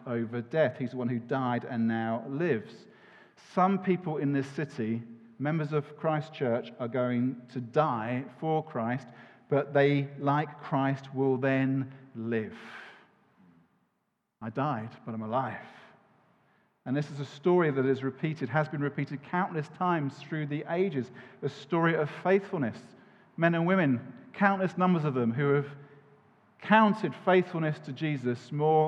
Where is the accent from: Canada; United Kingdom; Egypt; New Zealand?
United Kingdom; we're British